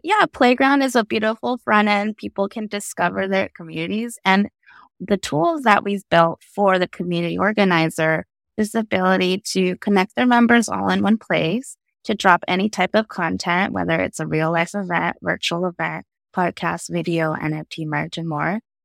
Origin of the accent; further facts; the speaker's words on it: Santa Fe, New Mexico, United States; I grew up in Santa Fe, New Mexico, as one of the only Asian kids in school